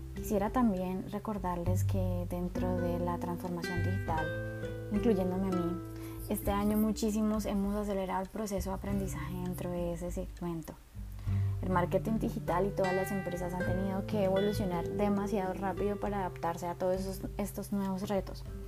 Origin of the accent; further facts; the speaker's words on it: Colombia; yo soy de Colombia